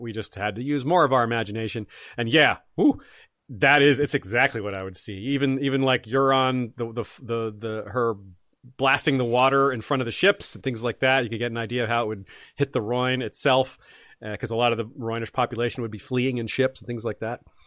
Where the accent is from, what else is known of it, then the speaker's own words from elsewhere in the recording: Tallahassee, Florida, United States; moved away as an adult; I am from Tallahassee. Uh, I lived in Tallahassee from nineteen ninety-three and, or from nineteen eighty-nine till nineteen ninety-seven. I went to high school and college there